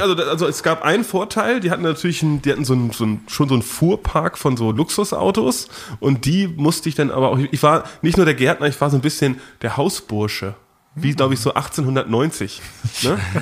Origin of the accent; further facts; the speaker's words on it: Dithmarschen district, Schleswig-Holstein, Germany; moved away; da, wo ich herkomme, aus äh, Norddeutschland, aus dem schönen Landkreis Dithmarschen